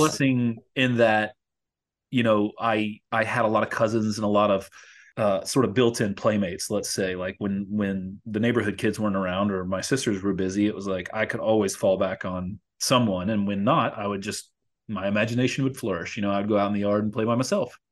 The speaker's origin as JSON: {"language": "English", "town": "Louisville", "region": "Kentucky", "country": "United States", "tie": "born or raised there", "moved": "yes", "lives_now": "Los Angeles, United States", "said": "in my hometown in Louisville, Kentucky"}